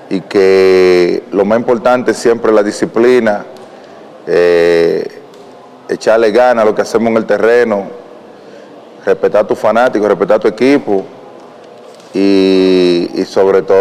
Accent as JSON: {"language": "Spanish", "country": "Dominican Republic", "said": "como dominicano, como latino"}